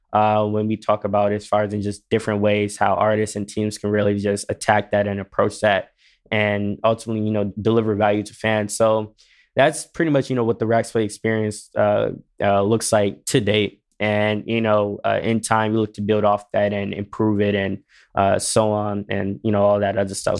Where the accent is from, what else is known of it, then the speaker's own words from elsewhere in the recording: Detroit, Michigan, United States; moved away as an adult; now in West Hollywood, United States; I am originally from Detroit. I am new to L